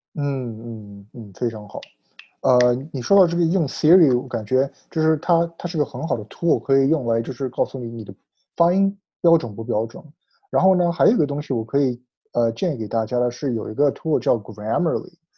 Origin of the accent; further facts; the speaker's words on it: United States; Chinese is a second language; 我小时候在美国长大，所以我，我说，我说中文有的时候也会一直有一些口音可以听出来